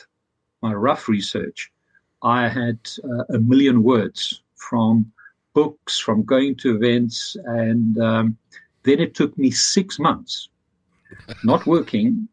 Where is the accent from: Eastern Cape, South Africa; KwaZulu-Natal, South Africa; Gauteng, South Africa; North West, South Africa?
Gauteng, South Africa; Pretoria; also born or lived in Dublin; now in London, United Kingdom; I'm originally from Pretoria, South Africa, so from the heart of apartheid